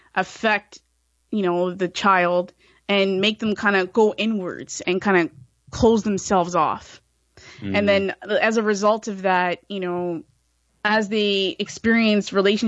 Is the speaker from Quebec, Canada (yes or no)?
no; Brampton, Ontario, Canada; when I grew up in Brampton here in Ontario, Canada